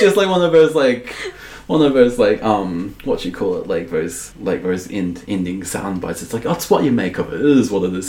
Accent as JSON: {"language": "English", "town": "Dunedin", "region": "Otago", "country": "New Zealand", "tie": "born or raised there", "also_born_or_lived": "Balclutha, New Zealand", "said": "being in Dunedin, growing up in Dunedin"}